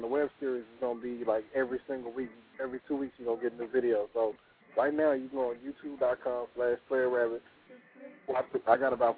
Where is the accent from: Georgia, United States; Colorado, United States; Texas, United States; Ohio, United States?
Texas, United States; Fort Worth; I'm from Fort Worth, Texas